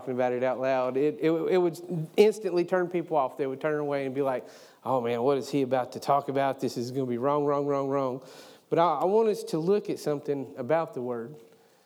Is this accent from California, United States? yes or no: no; East Tennessee, United States; now I'm from East Tennessee